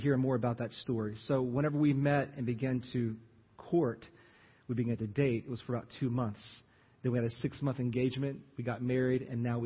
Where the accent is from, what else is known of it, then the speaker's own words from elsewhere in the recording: Jennings, Louisiana, United States; moved away as an adult; also born or lived in Lafayette, Louisiana; you know where Jennings is. That's my hometown